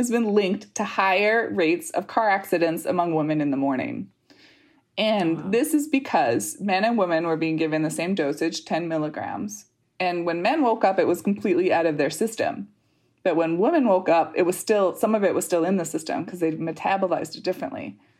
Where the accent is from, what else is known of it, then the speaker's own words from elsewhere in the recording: Canada; This is a U.S. thing where the list